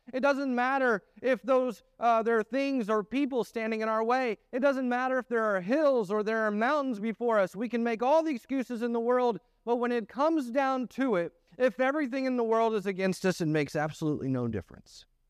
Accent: the North, United States; moved away; I grew up in the North.

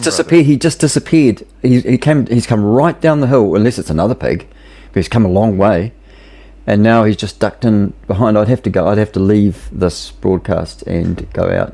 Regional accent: New Zealand

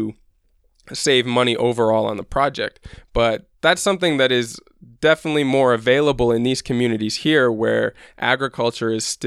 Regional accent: Midwest, United States; moved away as an adult; now in Guatemala; I grew up in the Midwest

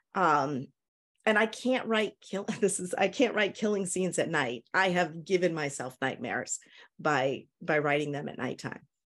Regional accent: New Hampshire, United States; moved away as an adult; now in Tennessee, United States; I'm originally from New Hampshire in the United States, um, moved to Tennessee probably about seven years ago

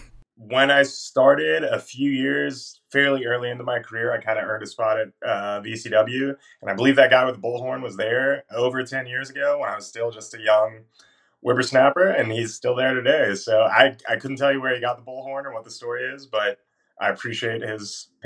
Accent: Reston, Virginia, United States; I'm from Reston, Virginia, Northern Virginia area. I live in Fairfax.

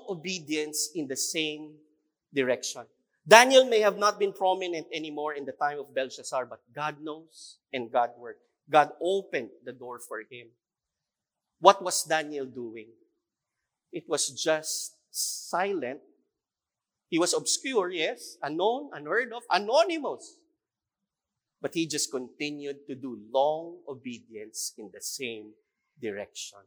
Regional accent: Philippines; that is who we are as a Filipino

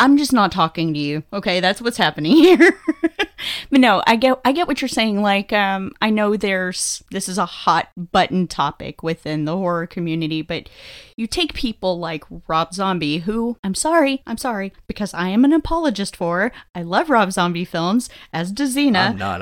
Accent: Texas, United States; growing up in Texas, again, I have watched several animals get slaughtered

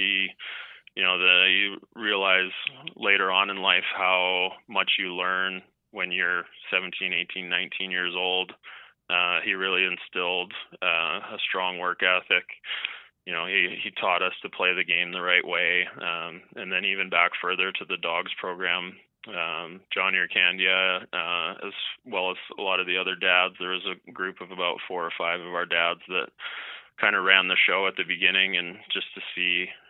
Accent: Canada; kind of what I thought growing up is that even though you're growing up in Canada and if you're playing baseball or really any sport, you really can take it as far as you want

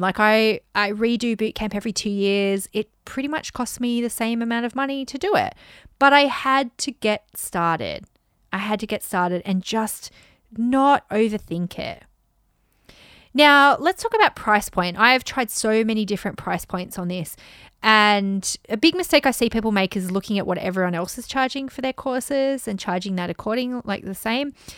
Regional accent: United Kingdom; now in Japan; I'm a Brit living in the rice paddies in Japan

